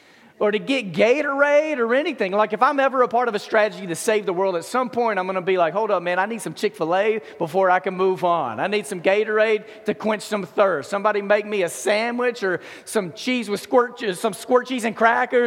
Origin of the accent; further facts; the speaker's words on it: Memphis, Tennessee, United States; I was from Memphis